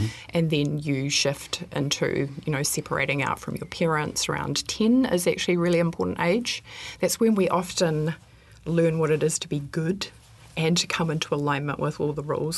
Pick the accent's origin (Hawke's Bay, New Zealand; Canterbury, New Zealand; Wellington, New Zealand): Canterbury, New Zealand; Culverden; also born or lived in Christchurch / Banks Peninsula; I was born in Christchurch, but I grew up in the very popular destination of Culverden, which is about 90 minutes north of Christchurch